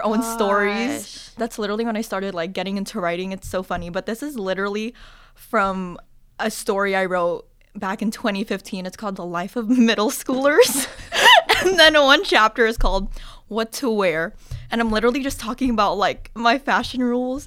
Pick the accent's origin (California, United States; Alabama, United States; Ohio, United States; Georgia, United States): California, United States; the Bay Area; moved away; I'm from the Bay